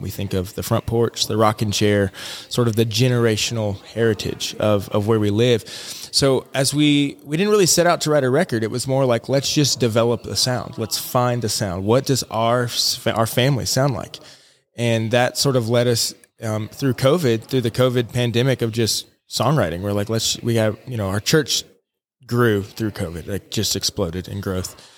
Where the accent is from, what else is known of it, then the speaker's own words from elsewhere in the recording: Alaska, United States; moved away as an adult; also born or lived in Nashville, Tennessee / Bethel, Alaska / Anchorage, Alaska / Florida; now in Jonesborough, United States; I grew up out in Alaska